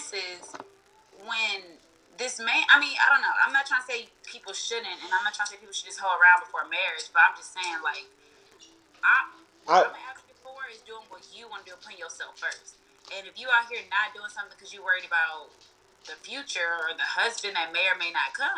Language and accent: English; Houston, Texas, United States; I'm from Houston, you know, I'm from the South, and it is still a little traditional out here.